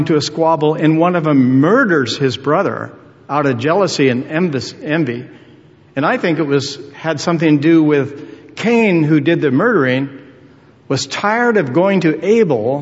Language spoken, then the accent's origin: English; United States; as an American citizen